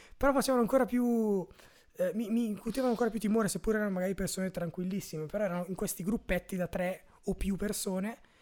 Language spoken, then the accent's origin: Italian; Brescia, Lombardy, Italy; io sono di Santa Eufemia